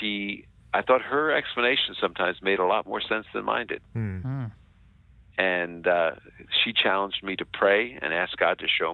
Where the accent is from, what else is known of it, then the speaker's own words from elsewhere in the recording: United States; I was born in the United States. One of my sisters was as well. And we were raised in an observant Jewish home